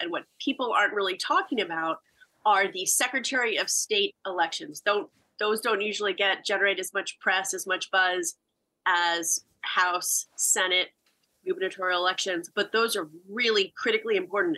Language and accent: English; United States; As an American